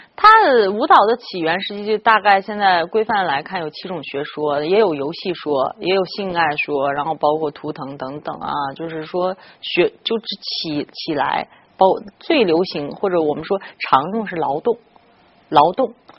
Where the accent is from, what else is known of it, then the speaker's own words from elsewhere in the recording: China; 我们中国人